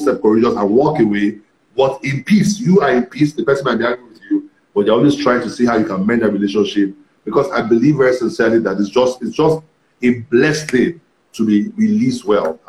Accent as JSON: {"language": "English", "town": "Ibadan", "region": "Oyo", "country": "Nigeria", "tie": "born or raised there", "said": "the church I was in when I grew up in Ibadan"}